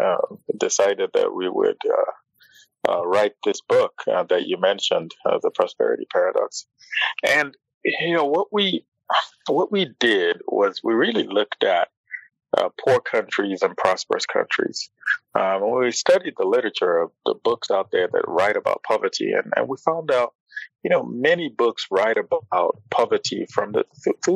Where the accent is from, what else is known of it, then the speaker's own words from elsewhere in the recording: Nigeria; moved away as an adult; now in United States; I'm originally from Nigeria. I moved to the States about 20 years ago in the year 2000 to study